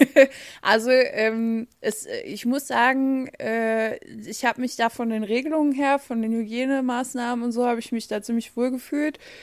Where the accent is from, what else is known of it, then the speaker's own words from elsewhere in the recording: Saarland, Germany; bei uns im Saarland